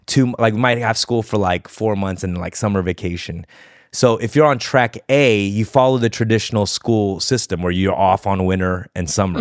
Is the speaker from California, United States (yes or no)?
yes; Los Angeles, California, United States; I grew up there